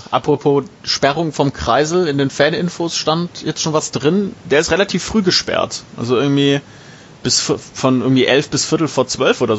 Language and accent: German; Neustadt, Germany; Ich komme ja aus Neustadt